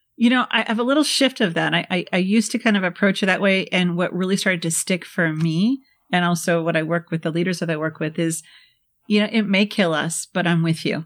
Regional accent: Midwest, United States; I'm from the Midwest

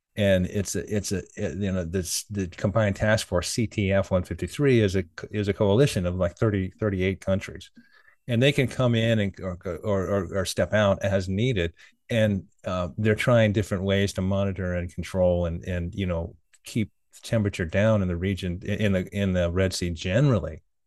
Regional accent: United States; I like being American

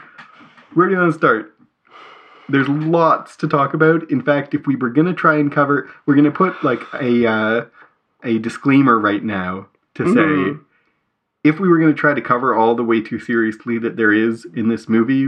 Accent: Canada; as Canadians

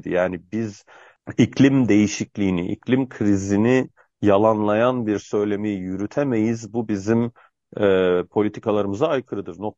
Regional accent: Biga, Çanakkale, Turkey; ben Bigalıyım, Çanakkale Bigalıyım. Bigalı bir insan ben

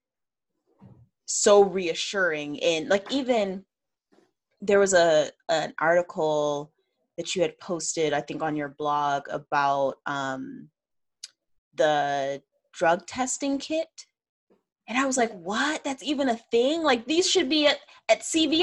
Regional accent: Midwest, United States; I grew up in the Midwest.

